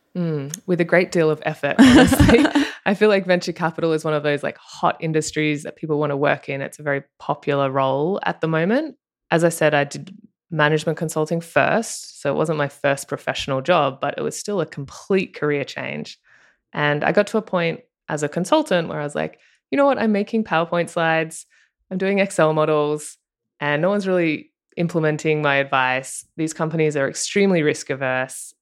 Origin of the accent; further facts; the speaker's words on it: Australia; accent: Australian; moved away as an adult; now in Marina del Rey, United States; if you can tell by my accent, I'm Australian